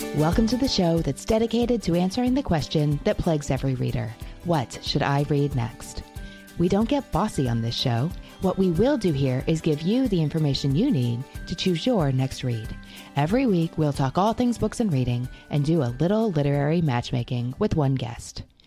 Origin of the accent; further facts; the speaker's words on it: Kentucky, United States; I am a Kentucky girl